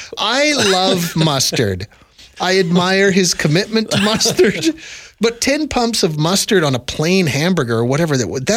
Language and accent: English; Ontario, Canada; I grew up in Southern Ontario.